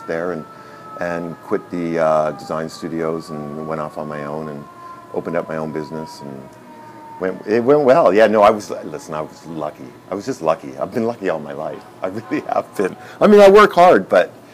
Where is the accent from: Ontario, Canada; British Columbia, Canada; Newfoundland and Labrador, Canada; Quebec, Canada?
British Columbia, Canada; Prince Rupert; I grew up in Prince Rupert, British Columbia, which is 500 miles north of Vancouver on an island